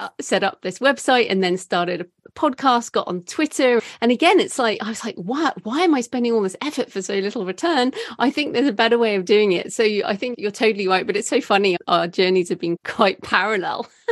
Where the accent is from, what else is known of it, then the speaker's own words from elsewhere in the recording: United Kingdom; I am British